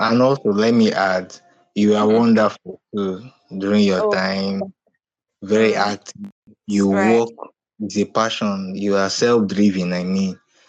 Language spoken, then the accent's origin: English; Nigeria; I'm a Nigerian.